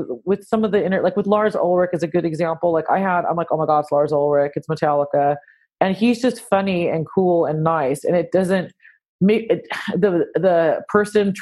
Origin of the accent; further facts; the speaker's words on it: Santa Cruz, California, United States; moved away as an adult; also born or lived in San Francisco Bay Area; now in United Kingdom; I'm from Santa Cruz, California